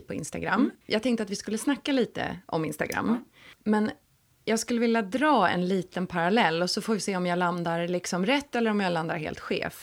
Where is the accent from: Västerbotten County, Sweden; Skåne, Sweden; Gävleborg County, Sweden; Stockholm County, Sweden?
Stockholm County, Sweden; Stockholm; född och uppvuxen i Stockholm och har gått gymnasium på Södermalm